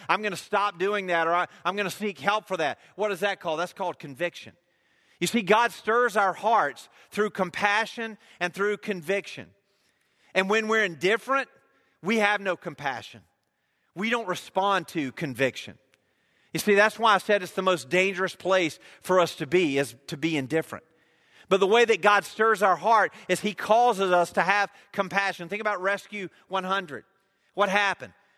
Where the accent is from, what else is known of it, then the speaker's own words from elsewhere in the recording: United States; I am an American